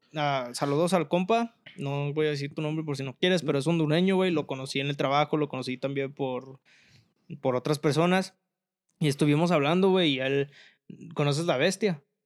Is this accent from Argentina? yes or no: no; Mexico; now in United States; yo la neta sí soy bien pinche orgulloso de ser mexicano